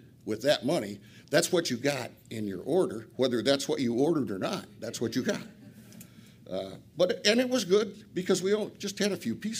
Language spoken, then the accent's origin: English; Flint, Michigan, United States; I'm an addict from Flint.